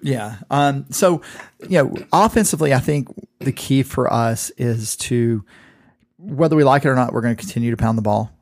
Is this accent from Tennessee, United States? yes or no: no; Southeast Georgia, United States; moved away; also born or lived in Illinois; I'm from Southeast Georgia. It's only an hour from my parents' house